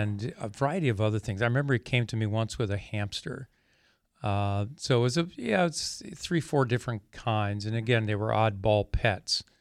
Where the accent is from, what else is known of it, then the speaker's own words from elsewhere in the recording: Pennsylvania, United States; I grew up in Pennsylvania.